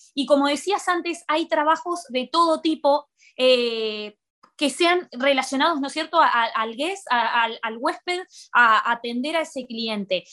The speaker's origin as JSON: {"language": "Spanish", "town": "Colón", "region": "Buenos Aires Province", "country": "Argentina", "also_born_or_lived": "Rosario, Argentina / Barcelona, Spain", "moved": "as an adult", "lives_now": "Maldives", "said": "yo soy de, un de Colón, Buenos Aires, es un pueblo al norte de la provincia y me fui ocho años a vivir a Rosario"}